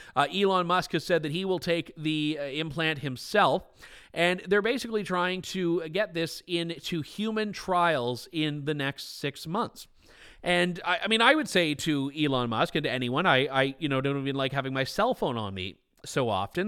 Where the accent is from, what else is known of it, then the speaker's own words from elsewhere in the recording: Trenton, Ontario, Canada; I am from, uh, Trenton, Ontario, Canada